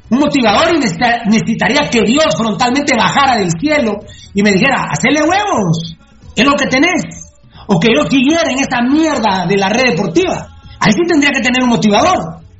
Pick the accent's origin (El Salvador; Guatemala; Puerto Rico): Guatemala; nunca me dijeron que era guatemalteco.